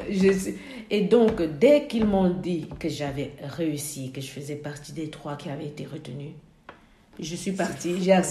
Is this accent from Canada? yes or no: no; Côte d’Ivoire; Alors, moi, je venais de la Côte d'Ivoire